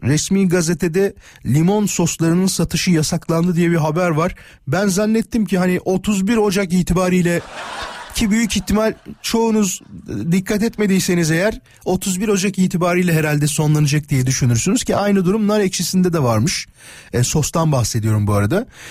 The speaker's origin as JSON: {"language": "Turkish", "town": "İzmit", "region": "Kocaeli", "country": "Turkey", "tie": "born or raised there", "said": "Canım memleketim İzmit'e doğru bir yol alacağız"}